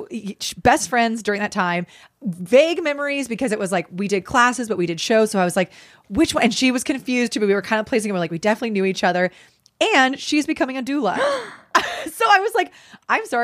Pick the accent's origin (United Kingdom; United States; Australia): United States; San Diego, California; I'm from San Diego, born and raised